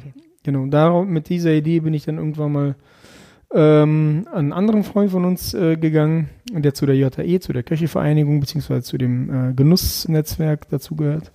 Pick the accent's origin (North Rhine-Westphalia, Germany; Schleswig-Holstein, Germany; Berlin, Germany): North Rhine-Westphalia, Germany; Erkelenz; also born or lived in Krasnoyarsk, Russia / Kazakhstan; Erkelenz ist etwas, ja, das ist meine Heimat. Auch wenn ich gebürtig woanders herkomme, ist es trotzdem meine Heimat.